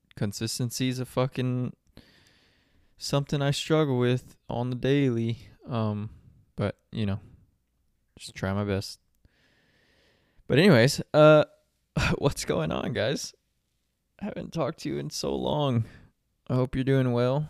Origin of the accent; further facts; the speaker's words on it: San Antonio, Texas, United States; moved away as an adult; now in Phoenix, United States; I'm from San Antonio